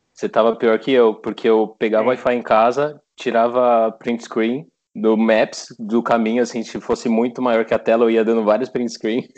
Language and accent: Portuguese; São Paulo, Brazil; moved away as an adult; now in Sydney, Australia; eu sou de São Paulo, né? Então a vida noturna é, São Paulo nunca dorme